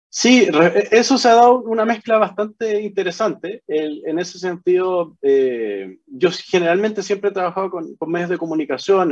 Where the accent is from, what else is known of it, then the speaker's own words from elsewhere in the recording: Chile; moved away as an adult; also born or lived in Hawaii, United States; now in Honolulu, United States; nací en el Hospital de Carabineros, ahí en, en en la calle Simón Bolívar